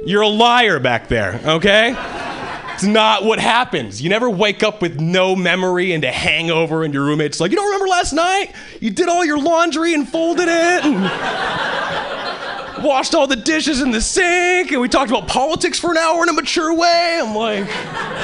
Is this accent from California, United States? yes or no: no; Hawaii, United States; moved away as an adult; now in Boston, United States; I was born and raised in Hawaii, and three years ago, I moved to Boston